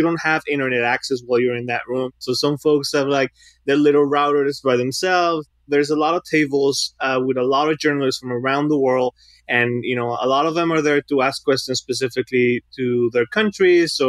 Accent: Mexico City, Mexico; now in Los Angeles, United States; I grew up in Mexico City. I'm a DACA

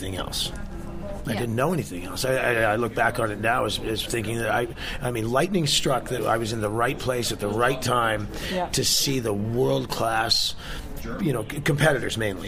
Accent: Calgary, Alberta, Canada; also born or lived in Portland, Oregon, United States; I was born in Portland, Oregon, where they had a business then. And my mother moved to Calgary when I was about 7 years old

